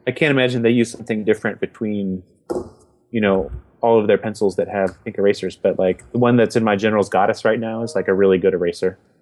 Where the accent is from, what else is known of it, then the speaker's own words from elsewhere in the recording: United States; I'm an American